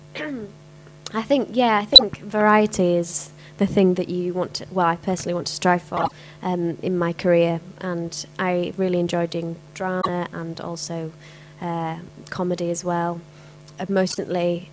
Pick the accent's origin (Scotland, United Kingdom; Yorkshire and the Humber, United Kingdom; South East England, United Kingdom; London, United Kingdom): Yorkshire and the Humber, United Kingdom; accent: Cockney; moved away; I'm from Yorkshire and there wasn't a huge amount of opportunities up there for me